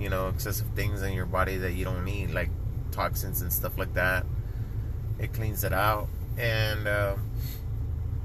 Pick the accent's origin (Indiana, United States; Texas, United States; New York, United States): Texas, United States; Laredo; now in San Antonio, United States; I grew up in a border town. I'm from Laredo, Texas.